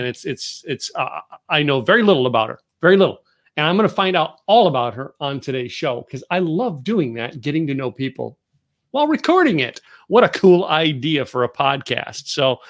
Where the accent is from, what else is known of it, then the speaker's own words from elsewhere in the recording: Northeast, United States; now in Texas, United States; I'm a Northeaster. I grew up in the Northeast and I moved to Texas and I'm saying like, this is home.